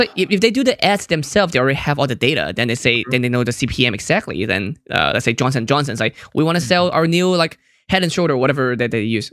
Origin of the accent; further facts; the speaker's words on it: Hong Kong; I'm from Hong Kong